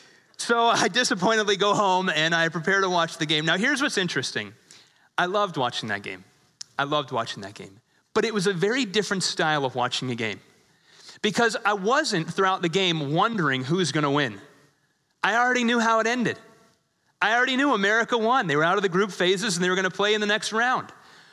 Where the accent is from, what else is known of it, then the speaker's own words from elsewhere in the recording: England, United Kingdom; born there; I was born in England. I think I get a pass on this one. I have a little bit of British blood in me